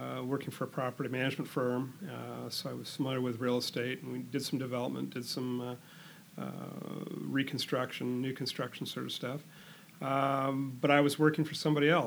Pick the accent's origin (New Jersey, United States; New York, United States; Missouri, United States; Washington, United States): Washington, United States; Seattle; We grew up in Northeast Seattle, different parts of Northeast Seattle, but within the Roosevelt High School community